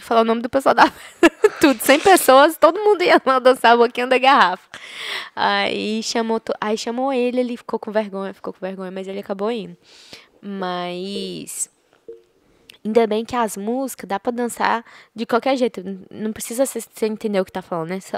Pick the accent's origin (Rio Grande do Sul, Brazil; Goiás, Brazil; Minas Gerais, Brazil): Goiás, Brazil; porque eu sou de Goiás